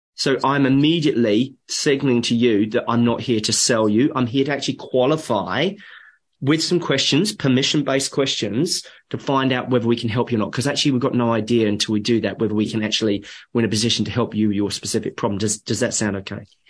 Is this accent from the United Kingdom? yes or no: yes; England, United Kingdom; moved away; I'm, I'm a POM. I'm English. My parents are from UK